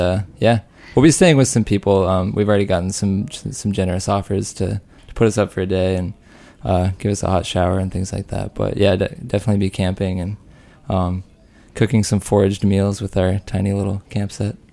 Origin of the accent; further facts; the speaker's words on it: Rock Springs, Wyoming, United States; I'm from Rock Springs, Wyoming